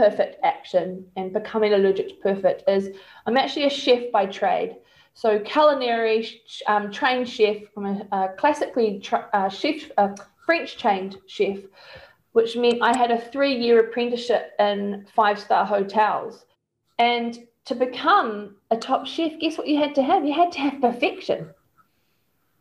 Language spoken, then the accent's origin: English; New Zealand; also born or lived in Australia; when I was selling mortgages as a New Zealander in Australia